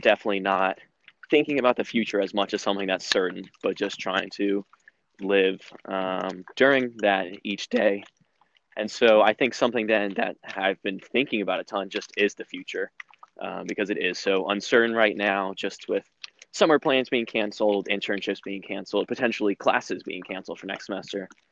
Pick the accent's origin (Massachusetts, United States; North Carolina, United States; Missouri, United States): North Carolina, United States; Raleigh; I'm from Raleigh, and I'm currently a sophomore at NC State